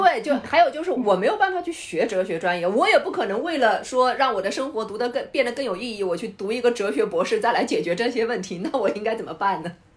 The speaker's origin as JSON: {"language": "Chinese", "country": "China", "said": "我们中国人"}